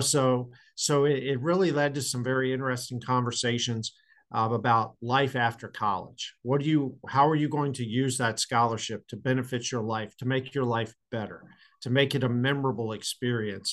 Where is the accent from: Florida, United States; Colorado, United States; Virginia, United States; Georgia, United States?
Virginia, United States; Loudoun County, Northern; also born or lived in Chesapeake, Virginia; I grew up in Northern Virginia, uh, in Loudoun County, right outside of Washington D.C.